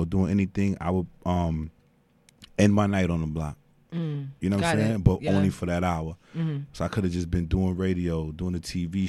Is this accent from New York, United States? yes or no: yes; New York City, New York, United States; I'm from Dykeman